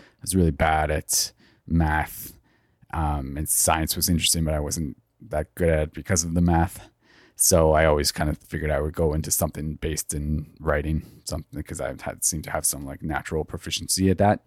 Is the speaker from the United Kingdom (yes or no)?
no; Toronto, Ontario, Canada; I grew up in Etobicoke in the western part of Toronto.